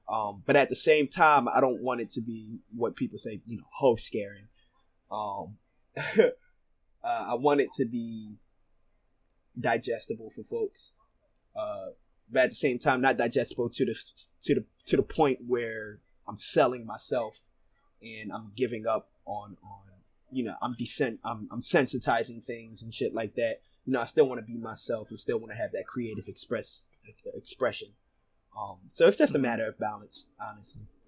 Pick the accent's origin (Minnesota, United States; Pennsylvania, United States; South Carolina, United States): Pennsylvania, United States; Philadelphia; I grew up in North Philly, um, Badlands